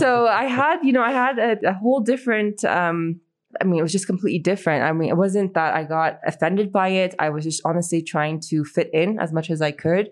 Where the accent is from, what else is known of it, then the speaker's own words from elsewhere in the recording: United States; also born or lived in Iran; American, Iranian with a Russian twist